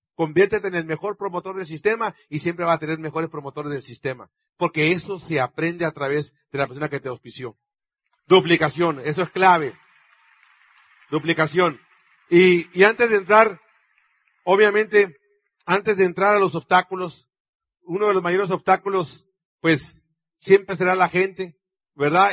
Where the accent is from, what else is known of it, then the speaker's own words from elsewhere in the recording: Sonora, Mexico; yo como sonorense mexicano